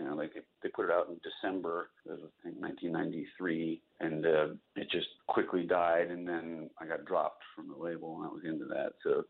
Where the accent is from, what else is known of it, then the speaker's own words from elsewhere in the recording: Virginia, United States; I grew up in Virginia